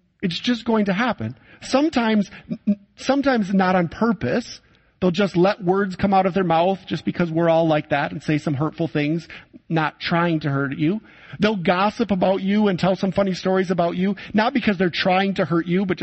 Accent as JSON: {"language": "English", "town": "Saginaw", "region": "Michigan", "country": "United States", "tie": "born or raised there", "moved": "as an adult", "lives_now": "Poland", "said": "my hometown of Saginaw, Michigan"}